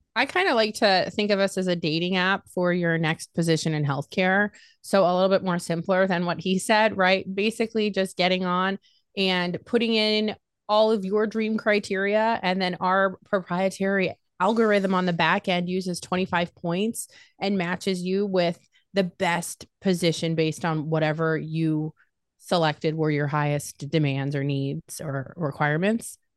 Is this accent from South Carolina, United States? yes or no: no; Las Vegas, Nevada, United States; moved away as an adult; now in Ohio, United States; born and raised in Las Vegas. Uh, moved to Ohio